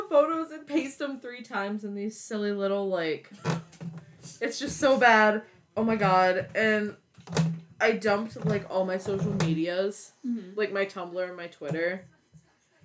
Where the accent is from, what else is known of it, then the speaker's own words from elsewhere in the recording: Pennsylvania, United States; we're from Pennsylvania